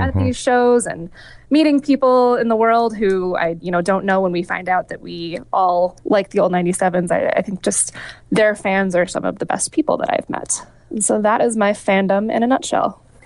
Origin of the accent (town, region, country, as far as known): northeastern Wisconsin, United States; born or raised there; moved away as an adult; also born or lived in Iowa